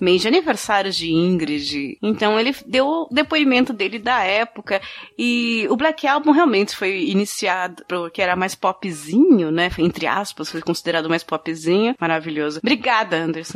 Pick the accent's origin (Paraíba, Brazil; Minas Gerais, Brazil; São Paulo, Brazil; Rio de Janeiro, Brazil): São Paulo, Brazil; São Bernardo do Campo; Eu não moro em São Paulo, eu sou de São Bernardo.